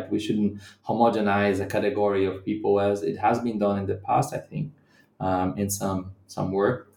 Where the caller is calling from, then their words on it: Bahia, Brazil; a rebellion that happened in the hinterlands of Bahia State, where I live right now and from I'm speaking from Bahia.